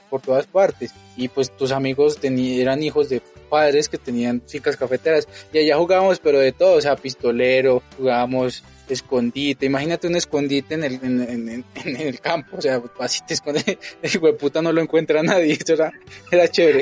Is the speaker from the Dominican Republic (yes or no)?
no; Colombia; born or raised there; now in Mexico